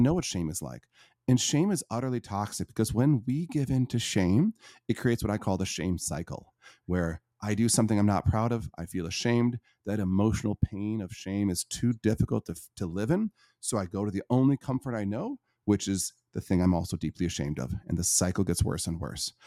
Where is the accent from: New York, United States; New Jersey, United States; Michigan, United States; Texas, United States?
Michigan, United States; Northern; I was born in Northern Michigan to a a pretty abusive family